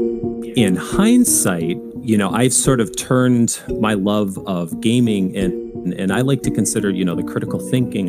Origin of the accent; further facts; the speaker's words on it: Michigan, United States; moved away as an adult; also born or lived in Illinois; now in Connecticut, United States; so we're originally from Michigan